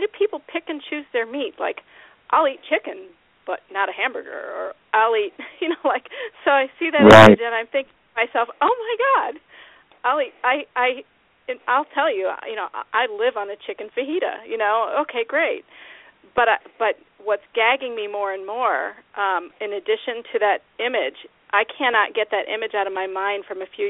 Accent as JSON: {"language": "English", "region": "Iowa", "country": "United States", "tie": "born or raised there", "said": "When I was a kid, I was raised in Iowa"}